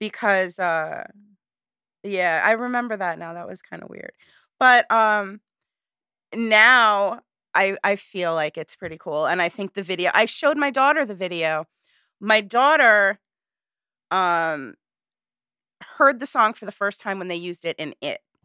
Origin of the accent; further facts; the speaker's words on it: Woodstock, New York, United States; I grew up in Woodstock. So everybody's jaded there